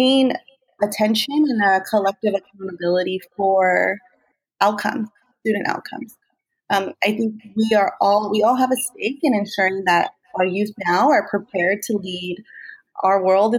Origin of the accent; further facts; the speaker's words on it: Bell Gardens, California, United States; also born or lived in Whittier / Compton; I grew up in Southeast Los Angeles, Bell Garden specifically